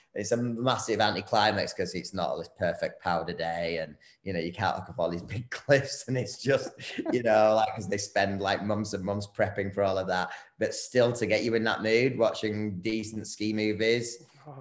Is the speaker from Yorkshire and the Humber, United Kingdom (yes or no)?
yes; Bradford, Yorkshire and the Humber, United Kingdom; I'm actually from Bradford in the UK